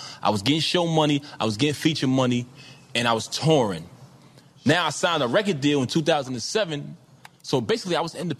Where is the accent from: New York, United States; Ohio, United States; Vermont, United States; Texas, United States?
New York, United States; New York City; I come from Brooklyn. I'm from the sidewalk.